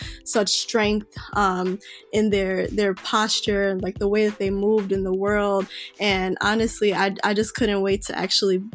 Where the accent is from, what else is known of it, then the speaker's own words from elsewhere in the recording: Chicago, Illinois, United States; I was born and raised in Chicago